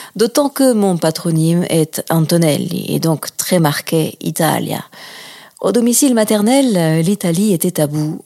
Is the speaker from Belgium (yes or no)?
no; France; moved away as an adult; also born or lived in Toulouse / Greece; je suis née euh, en France, de mère française et de père nationalisé français